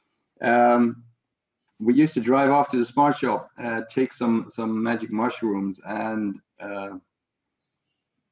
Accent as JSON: {"language": "English", "area": "south of Holland", "region": "southern Netherlands", "country": "Netherlands", "tie": "born or raised there", "said": "I grew up in a reasonably small town in the south of Holland, in which I'm still living."}